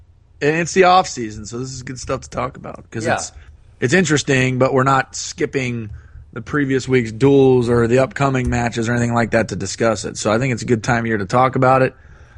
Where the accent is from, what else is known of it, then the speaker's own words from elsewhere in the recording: Ohio, United States; I'm from Ohio